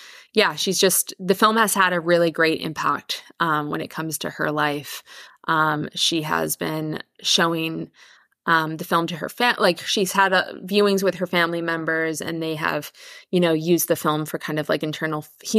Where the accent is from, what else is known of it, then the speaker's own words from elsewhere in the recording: Victoria, British Columbia, Canada; I'm from Canada. I grew up in Victoria on Vancouver Island.